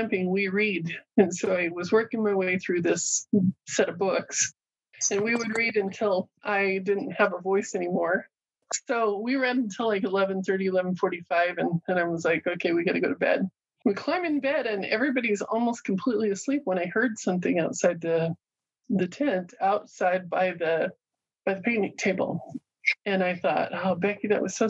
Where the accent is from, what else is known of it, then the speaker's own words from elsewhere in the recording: Fort Hall, Idaho, United States; I grew up on the Chauvin Indian Reservation there in Fort Hall